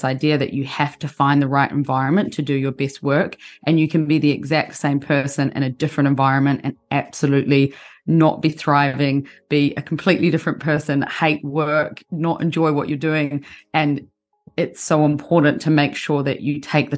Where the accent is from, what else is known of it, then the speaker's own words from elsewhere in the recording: New Zealand; moved away as an adult; also born or lived in London, United Kingdom; I'm from New Zealand originally. New Zealand's a very small country.